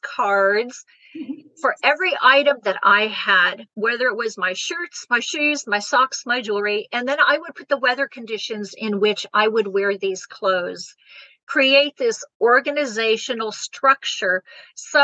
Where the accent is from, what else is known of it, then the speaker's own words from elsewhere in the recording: Germany; now in United States; I was born and raised in Germany